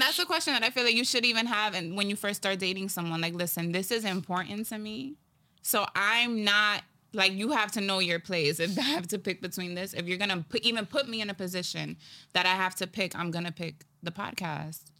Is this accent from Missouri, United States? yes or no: no; New York City, New York, United States; I was born in the Bronx. I'm Dominican and Puerto Rican